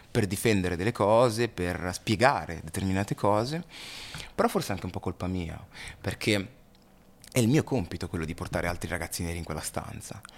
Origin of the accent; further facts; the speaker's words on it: Busto Arsizio, Lombardy, Italy; Io sono nato in Italia e non sono cittadino